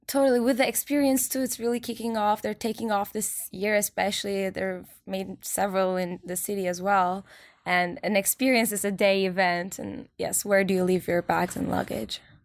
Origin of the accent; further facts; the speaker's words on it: Turkey; now in New York, United States; I'm from Turkey